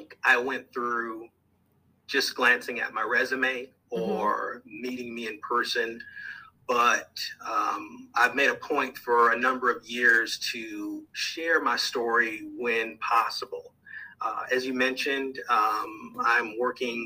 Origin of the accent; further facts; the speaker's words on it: Minneapolis, Minnesota, United States; moved away as an adult; now in St. Louis, United States; I was born in Minneapolis, Minnesota